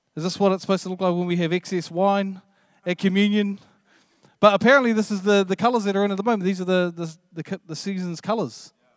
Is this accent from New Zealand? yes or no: yes; New Zealand; I'm, I'm from New Zealand